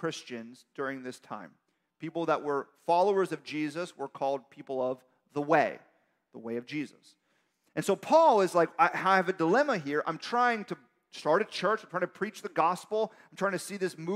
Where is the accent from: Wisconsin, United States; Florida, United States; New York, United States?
Florida, United States; Miami; I'm from Miami